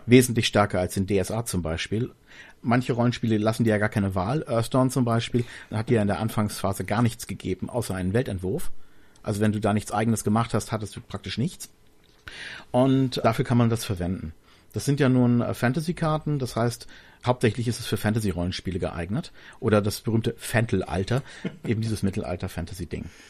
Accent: Berlin, Germany; ich habe meine Kindheit in Berlin verbracht, also born and raised in Berlin.

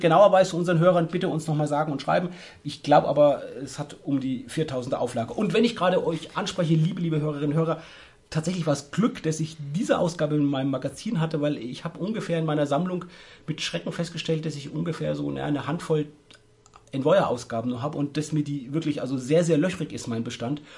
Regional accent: Würzburg, Bavaria, Germany; bei uns in Würzburg

